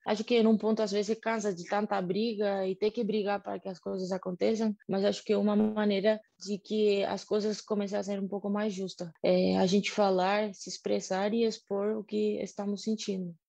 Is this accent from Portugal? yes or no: no; Argentina; Portuguese is a second language; moved away as an adult; now in Brazil